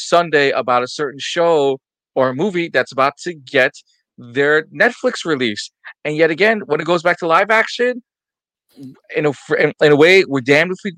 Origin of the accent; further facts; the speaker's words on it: New York, United States; Me being a New Yorker